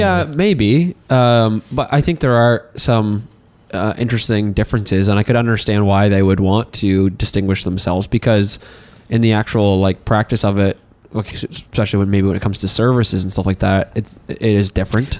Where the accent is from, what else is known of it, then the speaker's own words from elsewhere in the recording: Hartland, New Brunswick, Canada; now in Miramichi, Canada; Since I am originally from Heartland, New Brunswick, uh, when I moved here to Mamercy